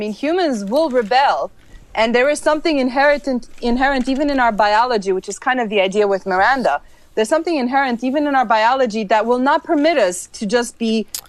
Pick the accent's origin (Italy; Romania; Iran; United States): Romania; Transylvania; born there; Anything that's vampire, I'm gonna watch, just because I was born in Transylvania.